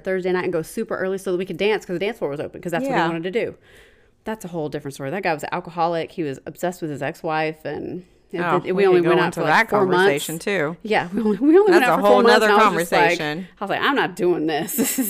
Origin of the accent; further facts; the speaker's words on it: College Station, Texas, United States; now in Houston, United States; Jamie and I grew up in Bryan College Station, which is where Texas A&M is.